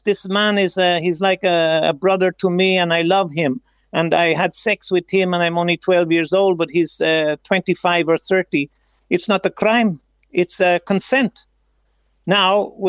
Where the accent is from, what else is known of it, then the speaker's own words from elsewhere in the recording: Ireland; now in Philippines; we grew up in Ireland